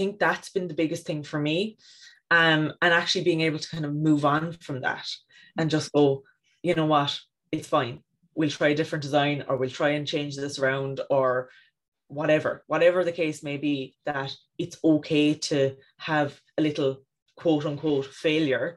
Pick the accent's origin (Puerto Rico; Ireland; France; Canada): Ireland; County Cork; now in East Cork, Ireland; I grew up in West Cork near the coast and now in East Cork near the coast.